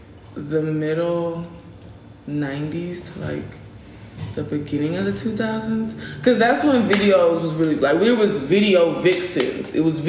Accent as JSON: {"language": "English", "town": "Marshall", "region": "Michigan", "country": "United States", "tie": "born or raised there", "said": "I was born in Marshall, Michigan."}